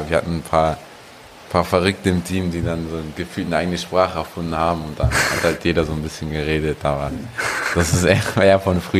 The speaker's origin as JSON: {"language": "German", "region": "Hamburg", "country": "Germany", "tie": "born or raised there", "said": "Nein, mein, zwischen Meindorf und Volkshof."}